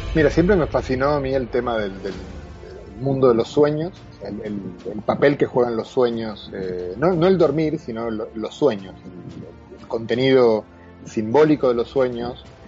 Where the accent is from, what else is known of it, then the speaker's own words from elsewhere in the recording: Argentina; also born or lived in Galicia, Spain; now in Spain; buen argentino, como mi acento de lata